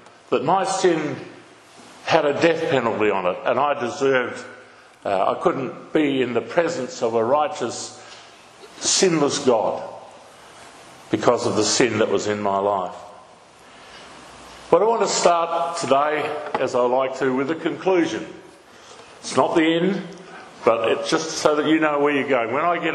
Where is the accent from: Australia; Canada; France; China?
Australia; Naracoorte, South Australia; I grew up down in Narracourt, born in Narracourt in the southeast on a farm